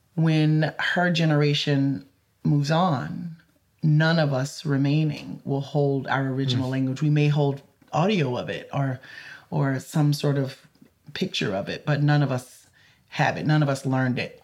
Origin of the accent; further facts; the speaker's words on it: the South, United States; growing up in the South. Um, you know, I I grew up in a completely connected Creole community